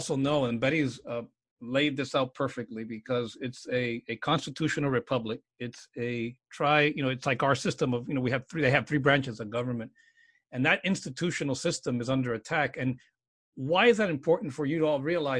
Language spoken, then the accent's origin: English; United States; as an American